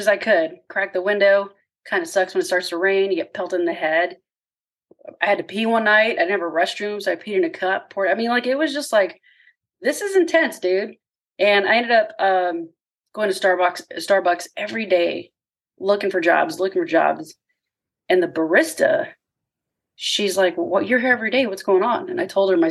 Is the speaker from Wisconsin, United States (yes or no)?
no; Corpus Christi, Texas, United States; I grew up in Corpus Christi, Texas